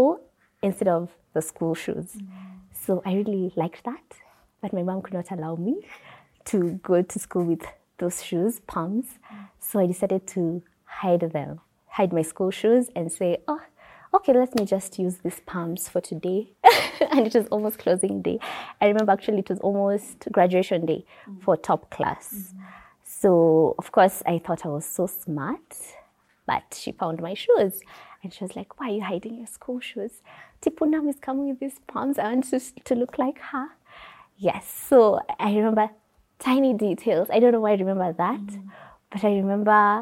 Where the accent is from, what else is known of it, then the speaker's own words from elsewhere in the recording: Nakuru, Nakuru County, Kenya; I come from Nakuru, Kenya. Born and raised in Nakuru, in Lanet.